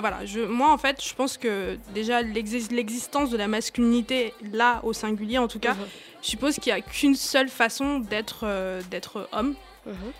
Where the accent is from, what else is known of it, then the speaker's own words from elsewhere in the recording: Cameroon; moved away; j'ai grandi, grandi au Cameroun, j'ai grandi en Afrique